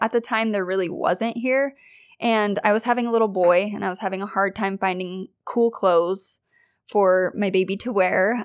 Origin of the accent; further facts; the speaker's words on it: Kelso, Washington, United States; I am from Kelso, Washington.